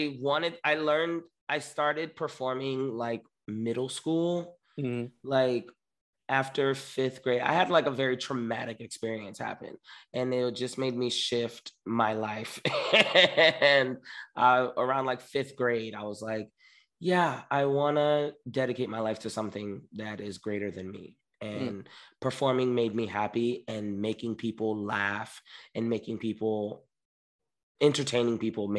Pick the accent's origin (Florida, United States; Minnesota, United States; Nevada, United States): Florida, United States; Miami; also born or lived in New York; now in Los Angeles, United States; I grew up in Miami, born and raised